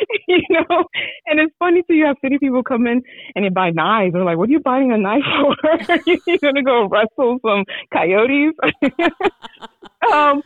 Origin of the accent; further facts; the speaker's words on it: New York City, New York, United States; now in Anza-Borrego Desert, California, United States; I grew up in Brooklyn, New York